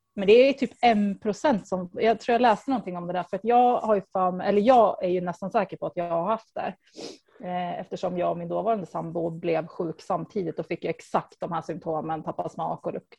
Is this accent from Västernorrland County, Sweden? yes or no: no; Östersund, Jämtland, Sweden; moved away as an adult; also born or lived in Stockholm; jag kommer från Östersund och eh, men jag flyttade typ ganska snabbt efter studenten. Bodde i Stockholm i närmare tio år